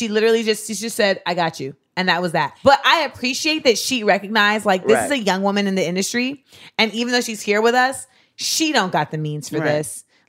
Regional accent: Grenada; moved away; I'm from Grenada.

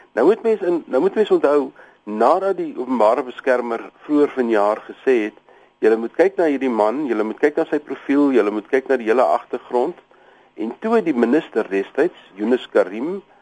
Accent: South Africa; as 'n Suid-Afrikaner

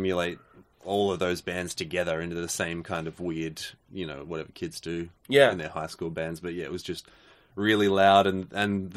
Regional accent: Wangaratta, Victoria, Australia; I grew up in country Victoria.

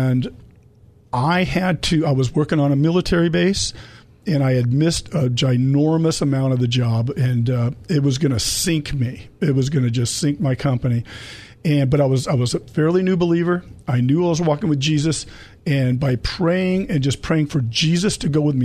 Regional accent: El Cajon, California, United States; I was born in the El Cajon

